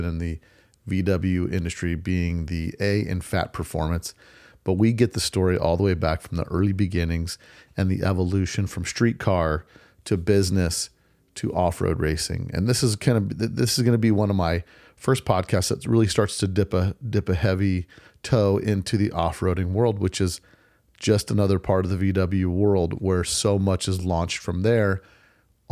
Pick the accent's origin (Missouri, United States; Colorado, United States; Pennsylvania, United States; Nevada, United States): Nevada, United States; Las Vegas; my hometown, Las Vegas.